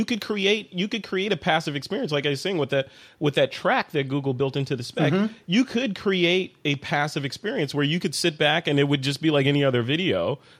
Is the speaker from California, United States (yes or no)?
no; Chicago, Illinois, United States; moved away; Hey, that's my hometown, man. If I can't get away flying a drone over Lake Michigan